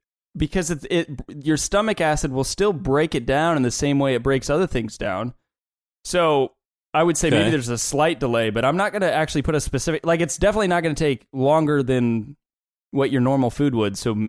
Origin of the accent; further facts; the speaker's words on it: Midwest, United States; But growing up in the Midwest, in the Bible Belt, where it was just very, very taboo.